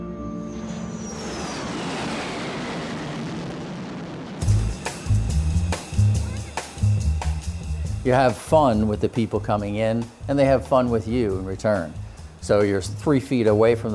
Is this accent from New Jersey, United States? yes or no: yes; Point Pleasant, New Jersey, United States; The Jersey Shore in the summer, it became very, very busy, inundated with so many people from North Jersey and New York, so the jobs were very plentiful. So I started out, believe it or not, mowing lawns. So at the age of 10